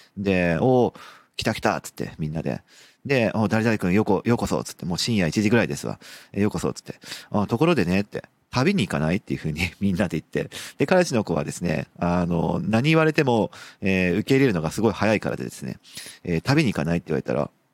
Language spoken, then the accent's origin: Japanese; Sapporo, Hokkaido, Japan; moved away; 僕の実家がある札幌